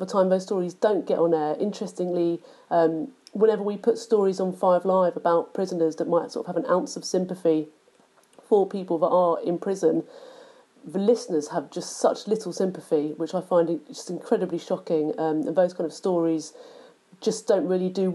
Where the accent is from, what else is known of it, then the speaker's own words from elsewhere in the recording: London, United Kingdom; I grew up in London